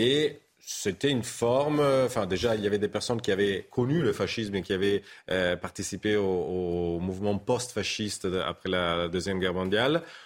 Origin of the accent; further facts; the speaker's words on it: Paris, Île-de-France, France; also born or lived in Italy; je suis un Italien à moitié, mais aussi parisien